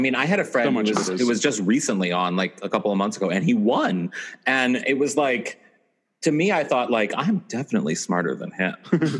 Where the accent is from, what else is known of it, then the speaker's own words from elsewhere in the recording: Missouri, United States; I'm from Missouri